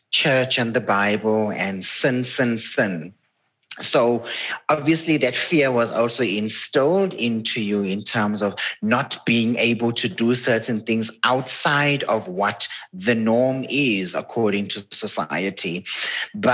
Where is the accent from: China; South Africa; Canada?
South Africa; Durban, KwaZulu-Natal; Growing up in a, you know, black community, was a colored community where I grew up in Durban